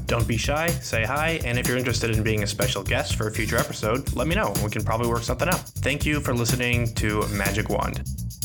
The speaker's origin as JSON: {"language": "English", "town": "Kansas City", "country": "United States", "tie": "born or raised there", "moved": "yes", "lives_now": "Minnesota, United States", "said": "I live in Minnesota, but I grew up partly in Kansas City"}